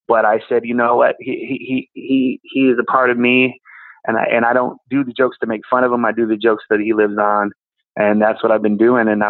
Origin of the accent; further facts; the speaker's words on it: Racine, Wisconsin, United States; I was born in Racine, Wisconsin, which is between Milwaukee and Chicago